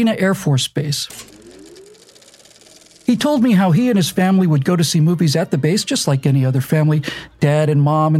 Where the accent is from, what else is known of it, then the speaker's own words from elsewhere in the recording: Bermuda; My dad was a hotel manager, and so I grew up in Bermuda.